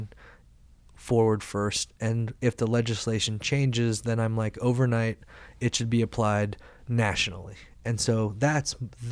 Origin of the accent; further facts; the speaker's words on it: Carbondale, Illinois, United States; now in Colorado, United States; the college in my hometown, Carbondale, Illinois